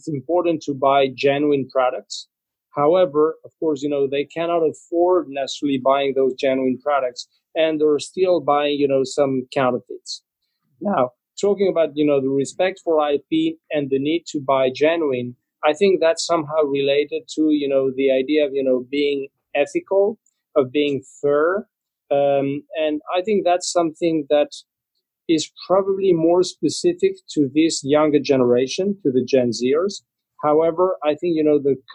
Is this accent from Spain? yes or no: yes; Spain; moved away; I'm originally from Spain